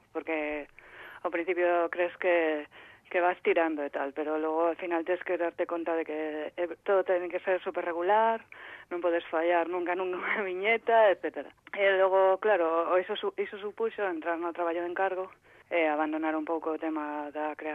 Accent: Vilagarcía de Arousa, Galicia, Spain; also born or lived in A Coruña; eu son da, das Rías Baixas de Vila

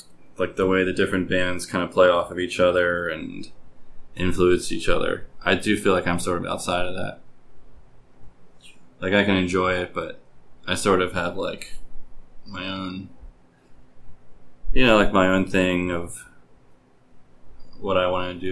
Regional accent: Baltimore, Maryland, United States; I've lived in Baltimore my whole life.

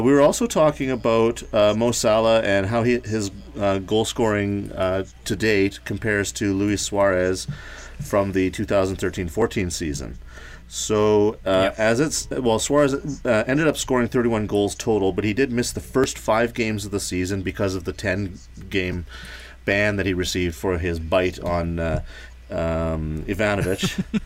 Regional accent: Thompson, Manitoba, Canada; my hometown in Thompson

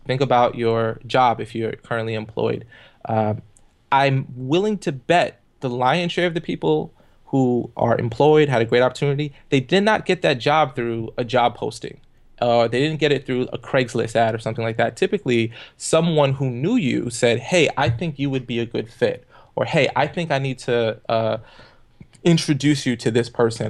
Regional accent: New York City, New York, United States; I grew up in the projects on welfare in the Canarsie, uh, area of Brooklyn

